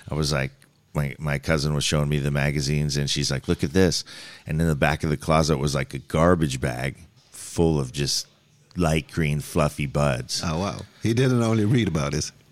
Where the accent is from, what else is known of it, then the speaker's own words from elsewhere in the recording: Singapore; also born or lived in New Zealand / Reno, United States; so I grew up in Singapore and New Zealand before I, I well, I was born in America in the desert of Reno, and then spent some time in my youth uh, growing up overseas in overseas schools, and then came back to to America.